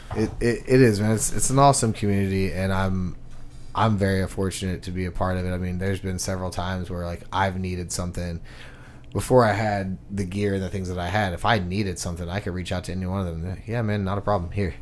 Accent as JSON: {"language": "English", "town": "Houston", "region": "Texas", "country": "United States", "moved": "yes", "said": "I'm from Houston, Texas"}